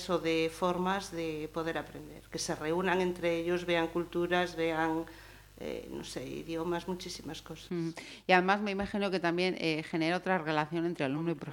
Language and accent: Spanish; Italy; Spanish is a second language; soy de Italia.